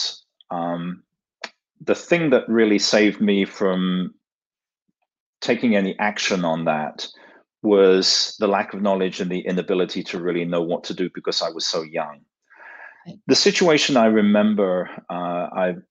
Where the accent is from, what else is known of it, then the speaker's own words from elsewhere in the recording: London, United Kingdom; moved away as an adult; also born or lived in New York; now in Silicon Valley, United States; the accent is not from Silicon Valley. I grew up in London, England